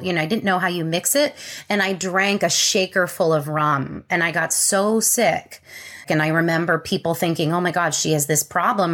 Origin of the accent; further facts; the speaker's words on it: Connecticut, United States; I was born in Connecticut. I grew up in a wonderful family